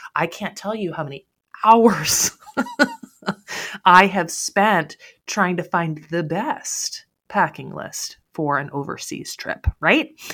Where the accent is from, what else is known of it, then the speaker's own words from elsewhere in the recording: United States; the sense of security that we have here in the United States